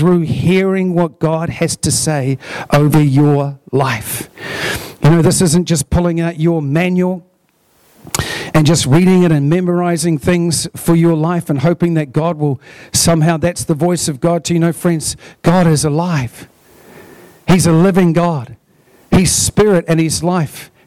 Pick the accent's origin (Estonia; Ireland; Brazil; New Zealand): New Zealand; Hunterville, Manawatū-Whanganui; We come from Dargaville and Hunterville. We're small town, country people